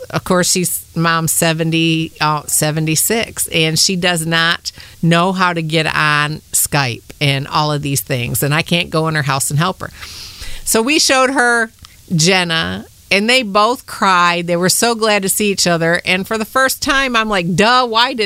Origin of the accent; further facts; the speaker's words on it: Michigan, United States; now in Kentucky, United States; I'm from Michigan. I've been down here in Kentucky for about 25 years.